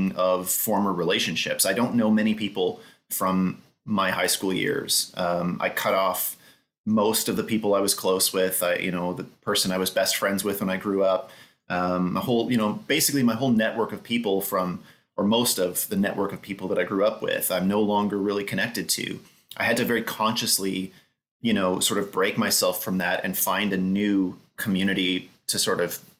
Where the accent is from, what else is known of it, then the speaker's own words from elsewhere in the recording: Winnipeg, Manitoba, Canada; I grew up just being hammered with Canadian mythology and the idea that I had a Canadian identity